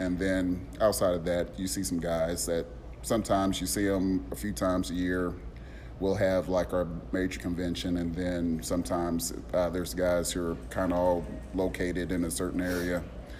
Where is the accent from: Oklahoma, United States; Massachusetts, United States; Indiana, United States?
Indiana, United States; Indianapolis; now in Nashville, United States; Indianapolis. from Indy, but I live in Nashville, Tennessee.